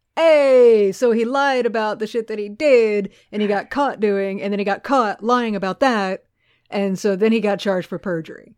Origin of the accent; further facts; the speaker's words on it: Texas, United States; love my home state so much